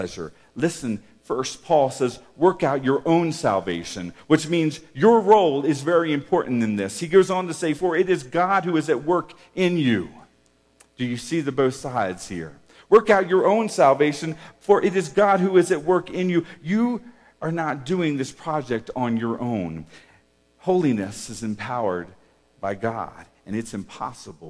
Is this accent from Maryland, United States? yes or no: yes; Havre de Grace, Maryland, United States; as a young kid, and I was growing up in Maryland and on the Chesapeake Bay at a place called Havitagrass, Maryland